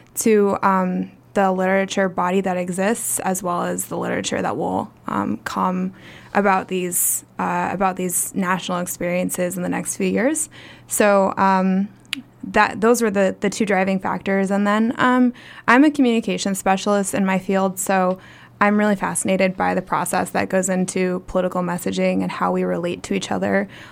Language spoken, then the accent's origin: English; Portland, Oregon, United States; also born or lived in Midwest / Ohio; I'm originally from the Midwest. I grew up in Portland